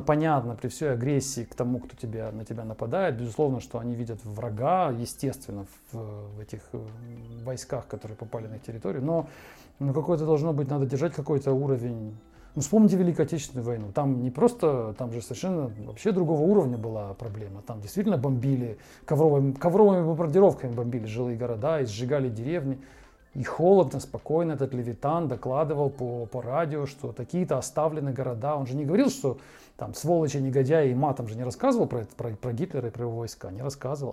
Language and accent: Russian; Ukraine; moved away as an adult; now in Moscow, Russia; с нашей, с той стороны, где я родился и вырос